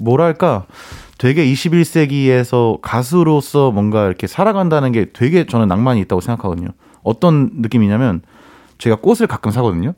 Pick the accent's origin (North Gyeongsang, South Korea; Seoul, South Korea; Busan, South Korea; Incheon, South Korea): Seoul, South Korea; 저한테는 한강이란 곳이 초등학교 때도 매일 갔고 중학교 때도 갔고 고등학교 때도 갔고 저는 컸는데